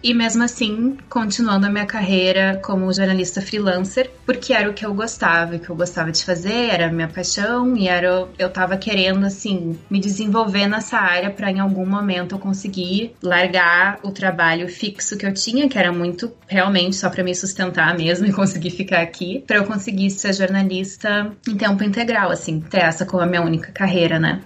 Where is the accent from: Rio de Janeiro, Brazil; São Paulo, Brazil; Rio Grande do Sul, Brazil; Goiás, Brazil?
Rio Grande do Sul, Brazil; Porto Alegre; moved away as an adult; now in South Africa; Eu sou de Porto Alegre, no sul do Brasil, e eu sempre morei lá toda a minha vida